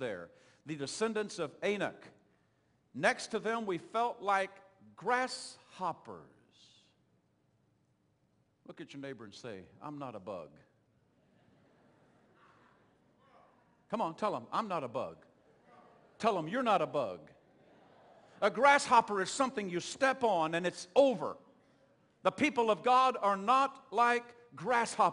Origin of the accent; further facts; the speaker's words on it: Oklahoma, United States; accent: southern twang; moved away; I'm from Oklahoma